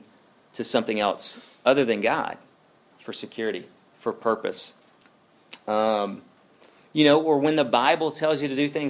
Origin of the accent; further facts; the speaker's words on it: Alabama, United States; I'm from Alabama